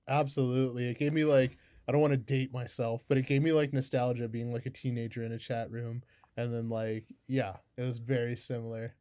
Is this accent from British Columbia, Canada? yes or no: yes; Kamloops, British Columbia, Canada; I'm from Kamloops